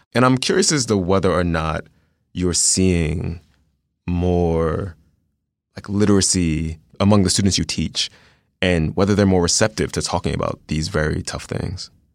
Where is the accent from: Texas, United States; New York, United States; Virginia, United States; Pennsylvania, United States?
Pennsylvania, United States; Philadelphia; I went to an all-black elementary school. All of my teachers were black. I'm from South Philadelphia